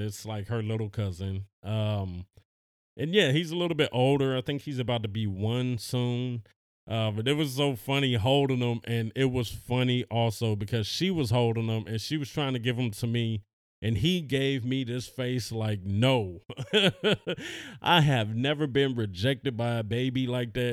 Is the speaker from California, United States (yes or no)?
yes; Los Angeles, California, United States; we're from Los Angeles